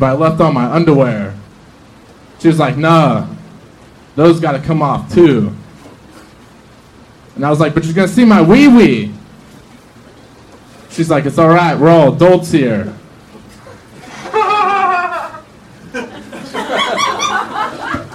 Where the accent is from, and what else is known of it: Kansas City, United States; moved away as an adult